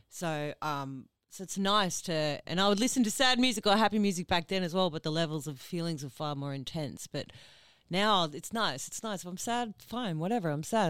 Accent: Ipswich, Queensland, Australia; I'm originally from Ipswich

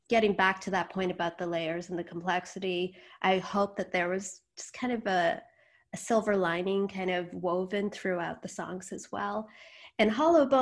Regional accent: United States; I was born in the States. My parents were immigrants from India.

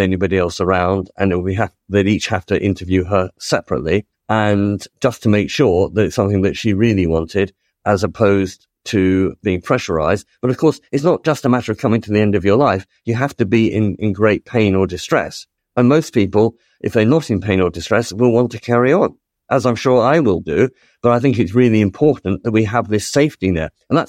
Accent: United Kingdom; But, you know, we're British, and we can have a British system which British MPs legislate for.

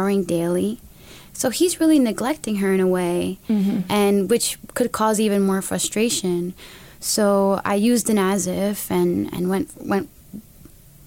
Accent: United States; I'm an American woman

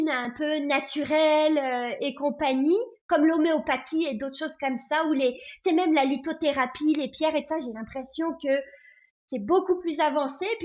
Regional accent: France; moved away as an adult; now in Canada; moi je suis française arrivée euh, au Canada il y a 12 ans

